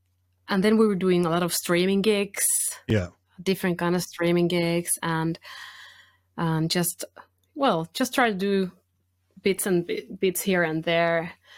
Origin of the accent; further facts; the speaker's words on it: Finland; first language Finnish; English is a second language; And it's always, because I'm a Finnish-spoken person, it's always good t